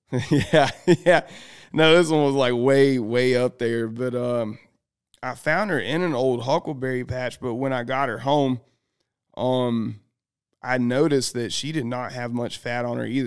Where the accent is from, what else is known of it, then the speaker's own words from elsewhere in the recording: the South, United States; I'm from the South.